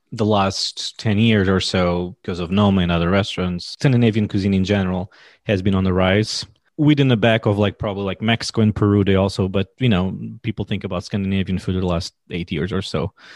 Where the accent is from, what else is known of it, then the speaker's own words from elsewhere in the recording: Portugal; now in United States; I'm from Portugal